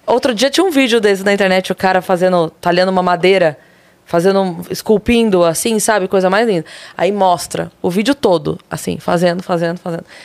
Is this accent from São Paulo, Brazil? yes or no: yes; Sorocaba, São Paulo, Brazil; eu sou de Sorocaba